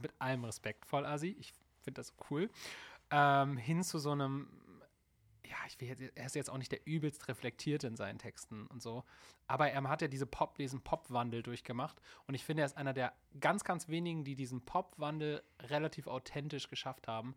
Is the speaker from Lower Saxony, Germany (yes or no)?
yes; Hambergen, Lower Saxony, Germany; also born or lived in Bremerhaven; ich komme ursprünglich aus Bremerhaven und bin aber ähm, mehr auf dem Dorf groß geworden. Ähm, Osterholz-Scharmbeck